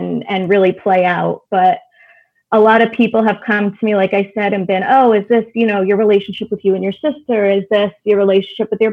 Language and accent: English; Connecticut, United States; I grew up in Connecticut